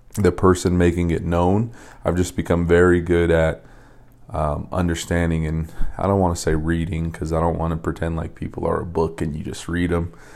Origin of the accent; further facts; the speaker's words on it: Las Vegas, Nevada, United States; when I was in high school, I grew up in Vegas